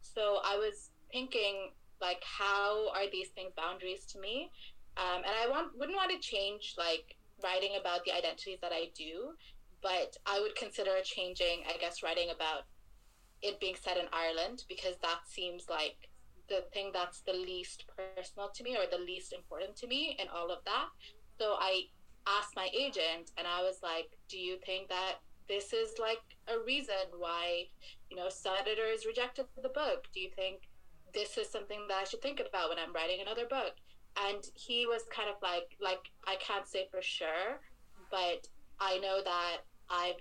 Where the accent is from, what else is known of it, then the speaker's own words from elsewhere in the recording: Dhaka, Dhaka Division, Bangladesh; also born or lived in Sylhet, Bangladesh; I had a lot of houses in Bangladesh